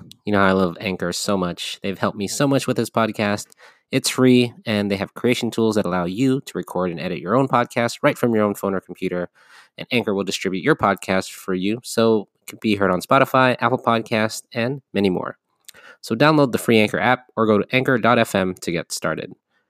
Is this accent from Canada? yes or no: no; Philippines; I am a Filipino male.